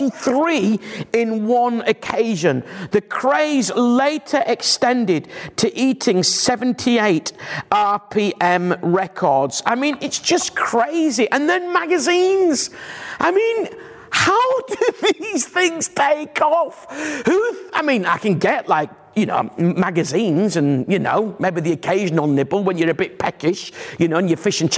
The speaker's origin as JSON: {"language": "English", "town": "Bradford", "region": "Yorkshire and the Humber", "country": "United Kingdom", "moved": "yes", "said": "I'm from Bradford originally"}